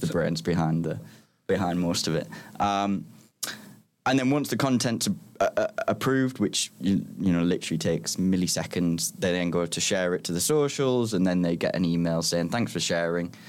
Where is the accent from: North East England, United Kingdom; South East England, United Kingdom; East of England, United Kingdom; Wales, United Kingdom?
North East England, United Kingdom; Middlesbrough; moved away as an adult; also born or lived in Liverpool; now in London, United Kingdom; I'm from Middlesbrough